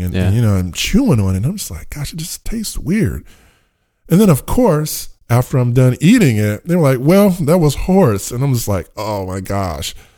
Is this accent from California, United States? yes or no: yes; Richmond, California, United States; I grew up in Richmond, California